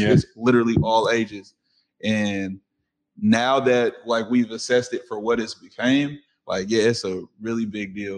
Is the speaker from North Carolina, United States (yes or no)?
no; Seattle, Washington, United States; born and raised in Seattle